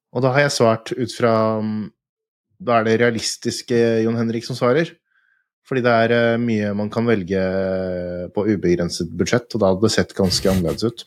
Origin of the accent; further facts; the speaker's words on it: Fredrikstad, Østfold, Norway; jeg er fra Fredrikstad